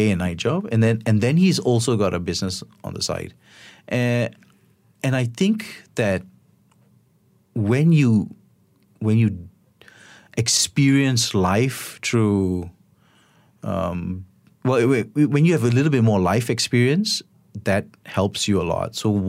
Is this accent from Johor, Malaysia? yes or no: no; Selangor, Malaysia; I grew up in Sea Park, and there was always like a rambutan tree, or there was like a small cherry tree or a guava tree.